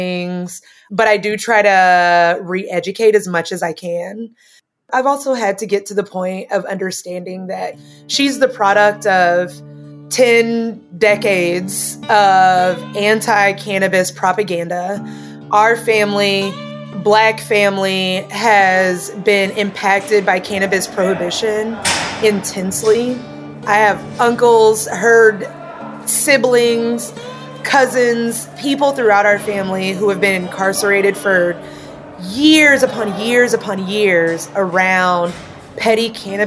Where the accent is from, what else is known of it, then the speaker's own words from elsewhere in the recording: Tennessee, United States; I'm from Tennessee.